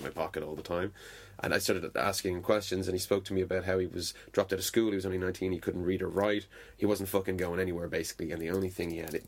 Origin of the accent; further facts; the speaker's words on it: Dunmore East, Munster, Ireland; So I got a job at a hotel bar in Dunmore East, where I grew up in Waterford, which is a small fishing village by the sea.